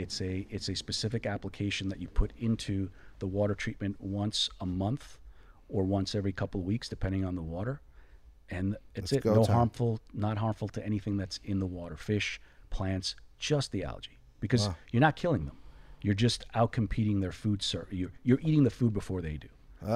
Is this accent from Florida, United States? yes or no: yes; Florida, United States; You know, I'm from Florida.